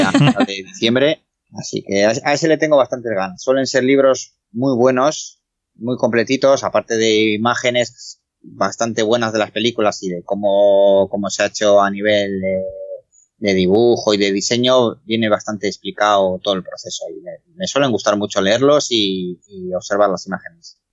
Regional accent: Spain; nací aquí en España

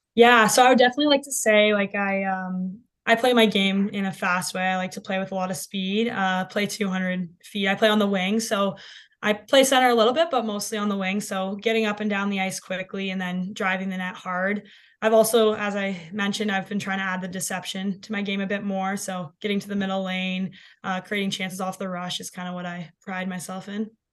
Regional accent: London, Ontario, Canada; growing up in London

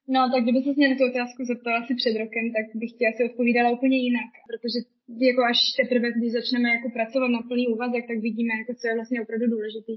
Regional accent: Czechia; now in Germany; jsem vlastně Češka

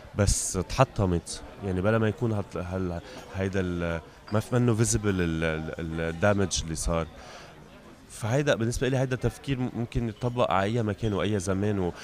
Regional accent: Beirut, Beirut Governorate, Lebanon; المكان اللي انا جاي منه هو لبنان انا خلقت ببيروت وعشت كل حياتي ببيروت

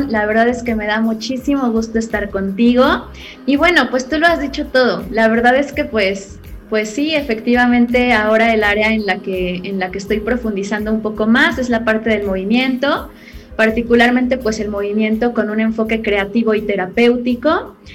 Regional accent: Puebla, Mexico; Yo soy poblana y pues actualmente radico también aquí en la ciudad de Puebla.

